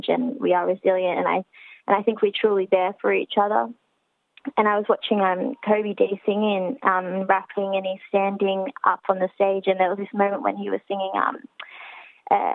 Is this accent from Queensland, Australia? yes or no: no; Sydney, New South Wales, Australia; I've always spent most of my life in the city